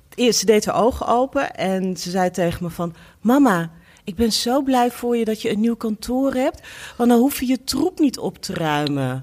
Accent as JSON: {"language": "Dutch", "town": "Apeldoorn", "region": "Gelderland", "country": "Netherlands", "moved": "yes", "lives_now": "Amsterdam, Netherlands", "said": "Ik kom uit ehm, eh, eh, Apeldoorn"}